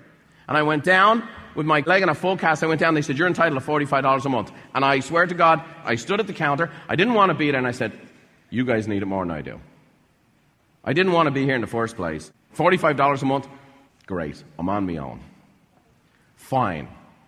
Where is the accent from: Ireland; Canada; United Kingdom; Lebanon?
Ireland; I was broke. I was a house painter's son. I was from Ireland. I didn't know anybody with money.